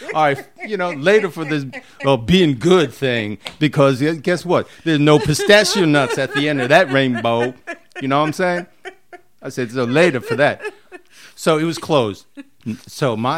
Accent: New York City, New York, United States; I grew up in the Bronx

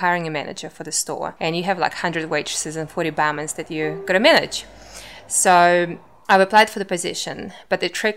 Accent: Russia; English is a second language; moved away as an adult; also born or lived in Moscow, Russia / Auckland, New Zealand; now in Wellington, New Zealand; So I grew up in Russia, and we moved to New Zealand with my family when I was 19.

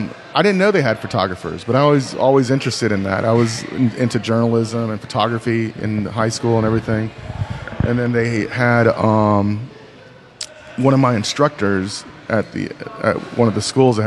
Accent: North Carolina, United States; also born or lived in Texas; North Carolina.

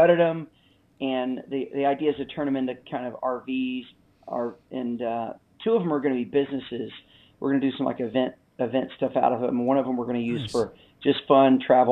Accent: Alabama, United States; moved away as an adult; also born or lived in Los Angeles / Birmingham, Alabama; We have three kids and we're from Alabama, but we lived for the last 20 years in Los Angeles.

